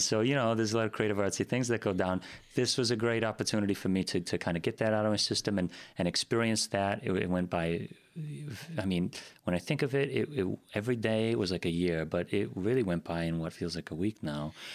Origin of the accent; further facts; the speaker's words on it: Green Bay, Wisconsin, United States; also born or lived in East Coast / Sturgeon Bay; originally from the East Coast, that's where I spent a number of years growing up. And then to Green Bay